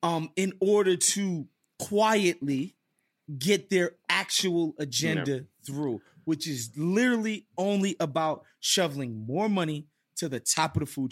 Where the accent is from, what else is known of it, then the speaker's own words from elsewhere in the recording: United States; But I remember thinking to myself, as an American, being there, and it kind of, not going to lie, it ruined my last night in Spain.